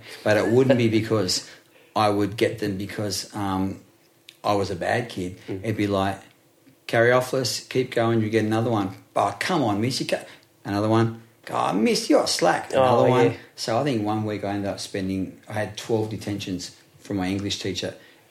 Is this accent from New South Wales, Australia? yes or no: yes; Blacktown, New South Wales, Australia; also born or lived in Lalor Park; Growing up in Blacktown, not saying that Blacktown has been tarnished a bit, but I grew up a Westie and I loved it. Like I grew up in Layla Park, so I went, you know, Blacktown boy.